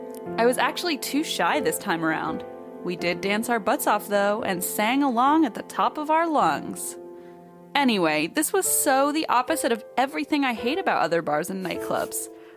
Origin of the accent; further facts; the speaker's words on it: Philippines; Hello, I'm Filipino, need I say more?